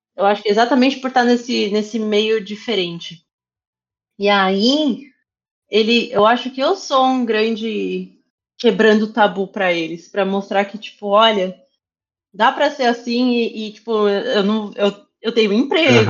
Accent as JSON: {"language": "Portuguese", "town": "Osasco", "region": "São Paulo", "country": "Brazil", "tie": "born or raised there", "said": "eu, eu cresci em Osasco"}